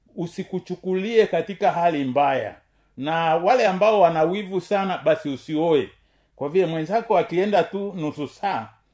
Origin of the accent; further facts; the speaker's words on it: Tanzania; kama mtanzania